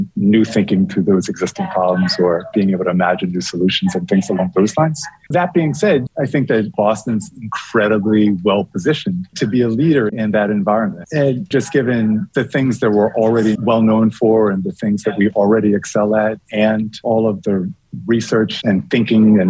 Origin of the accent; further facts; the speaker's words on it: Bermuda; moved away; When I was a kid, and I grew up in Bermuda.